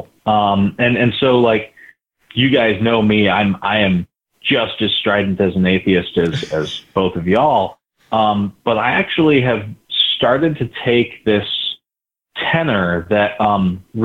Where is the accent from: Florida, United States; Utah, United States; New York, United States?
Utah, United States; St. George; I grew up in St. George, Utah